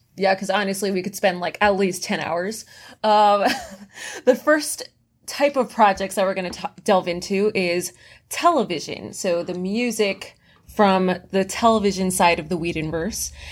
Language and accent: English; Florida, United States; I'm from Florida, so it's literally a swamp.